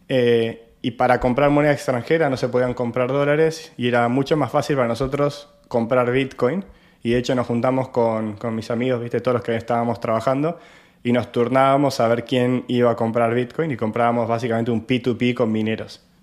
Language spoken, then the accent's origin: Spanish; Argentina; yo soy argentino y como ya sabrán, nuestra economía hace más de, más de 10 años que está con muchas restricciones